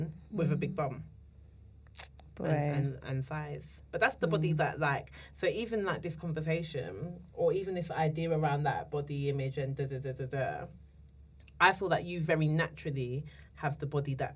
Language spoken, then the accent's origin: English; London, United Kingdom; I'm from Islington